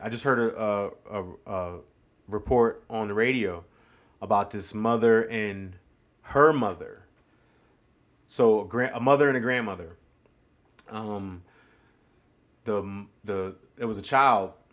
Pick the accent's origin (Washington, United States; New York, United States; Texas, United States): New York, United States; moved away as an adult; now in Greenville, United States; growing up in New York